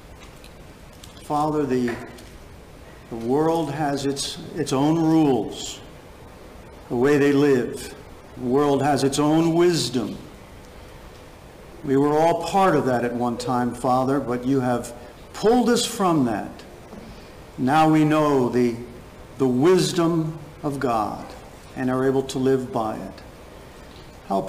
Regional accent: Clifton, New Jersey, United States; my hometown up in Clifton in North Jersey

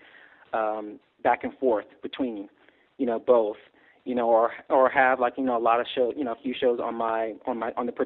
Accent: Texas, United States; I'm from Texas

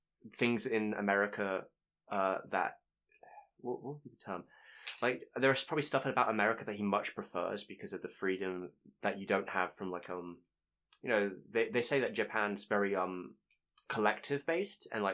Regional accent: England, United Kingdom; Being English

